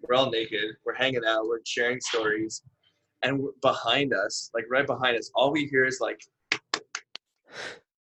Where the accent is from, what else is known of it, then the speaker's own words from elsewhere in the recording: Canada; I'm from Canada